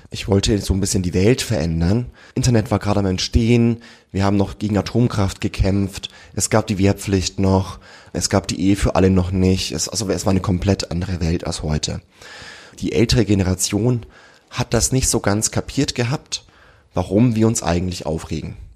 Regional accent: Germany

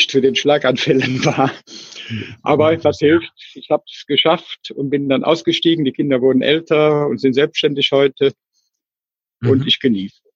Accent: Cologne, North Rhine-Westphalia, Germany; also born or lived in India / Israel; Ich komme aus Köln, bin eigentlich ein geborener Kölscher Jung

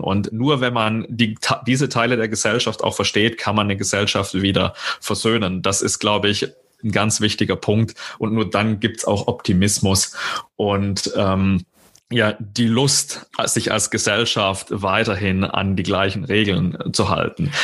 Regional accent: Southern Germany, Germany; now in Bochum, Germany; Ich bin kein gebürtiges Kind des Ruhrgebiets. Man hört das auch noch so ein bisschen. Ich komme aus Süddeutschland

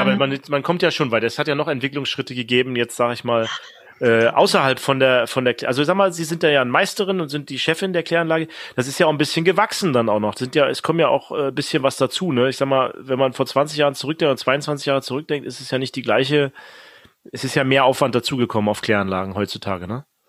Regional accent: the East, East Germany, Germany; wir kommen ja beide aus dem Osten auch

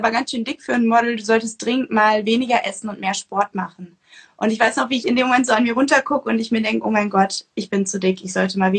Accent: North Sea coast, Germany; ich bin ähm, an der Nordsee groß geworden

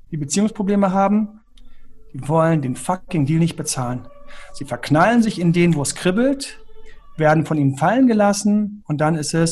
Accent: Göttingen, Lower Saxony, Germany; meine Eltern sind aus dem Saarland, haben mich in Göttingen bekommen. Dann habe ich dort die schönste Kindergartenzeit gehabt

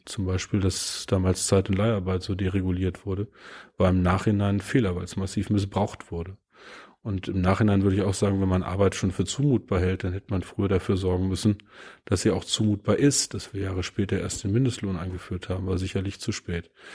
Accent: Peine, Lower Saxony, Germany; Ich war Schülervertreter in meiner Heimatstadt Niedersachsen in Peine.

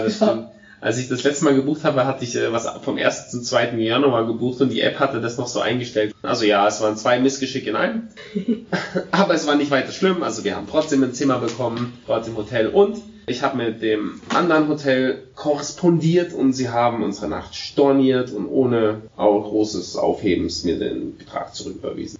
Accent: Germany; Aber als Deutscher

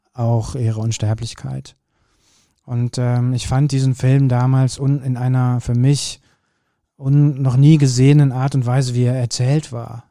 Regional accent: Kürten, North Rhine-Westphalia, Germany; Ich bin ja in Kürten groß geworden

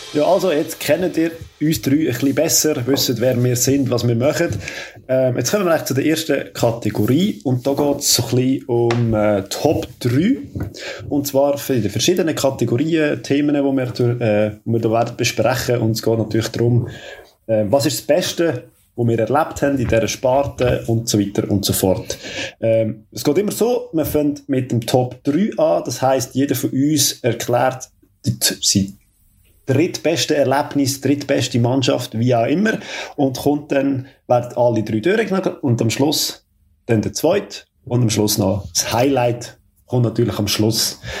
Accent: Switzerland; Ich bin Schweizer

